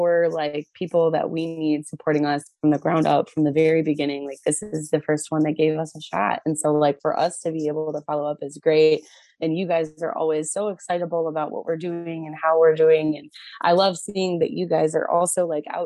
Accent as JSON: {"language": "English", "area": "Pine Knob Music Theater", "region": "Michigan", "country": "United States", "tie": "born or raised there", "said": "that's Pine Knob Music Theater. Like that's my hometown. I went to my first concert ever at that venue"}